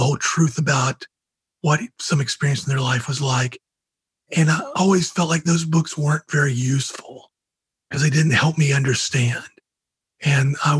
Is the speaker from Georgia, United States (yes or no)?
yes; Georgia, United States; I grew up in Georgia